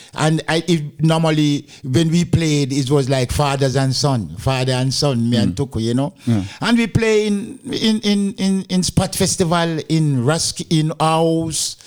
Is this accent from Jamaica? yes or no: yes; Montego Bay, Saint James, Jamaica; moved away as an adult; also born or lived in England; now in Denmark; I'm from Jama- Jamaica. Yeah, not Kingston, but Montego Bay, Jamaica.